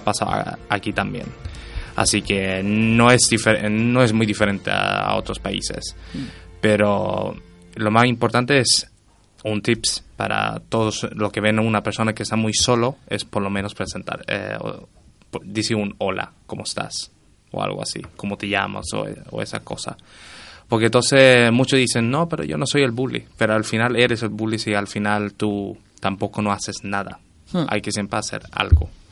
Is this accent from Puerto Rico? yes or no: no; Sweden; now in Spain; yo soy nacido en Suecia